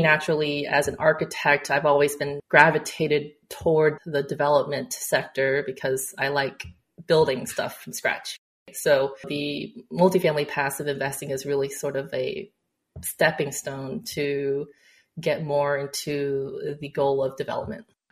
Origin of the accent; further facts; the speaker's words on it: Texas, United States; also born or lived in China / Houston; now in Dallas, United States; i came back to texas where my hometown